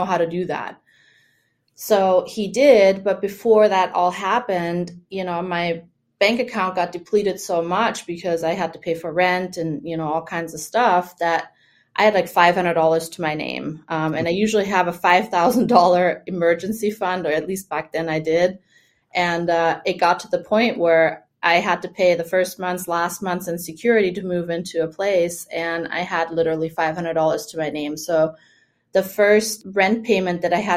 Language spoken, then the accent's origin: English; Germany; first language German; English is a second language; now in Florida, United States; I grew up in Germany